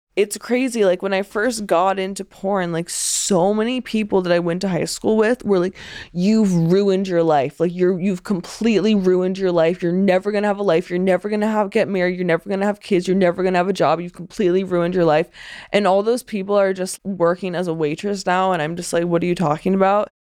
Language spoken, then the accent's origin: English; Pennsylvania, United States; moved away as an adult; I was born in Pennsylvania in nineteen ninety-seven